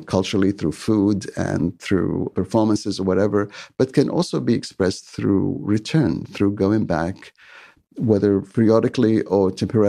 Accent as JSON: {"language": "English", "country": "Egypt", "tie": "born or raised there", "also_born_or_lived": "Yemen", "moved": "yes", "lives_now": "Vancouver, Canada"}